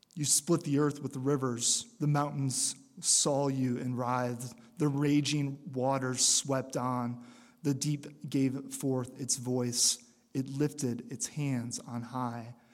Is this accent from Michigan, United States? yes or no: yes; Michigan, United States; moved away; I came from Michigan